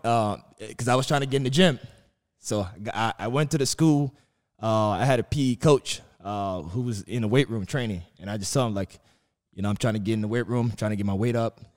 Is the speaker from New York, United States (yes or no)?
yes; New York City, New York, United States; growing up in Brooklyn